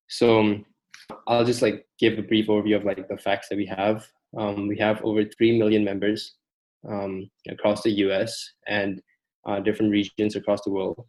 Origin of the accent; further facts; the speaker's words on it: Malaysia; now in United States; I'm from Southeast Asia, Malaysia to be exact.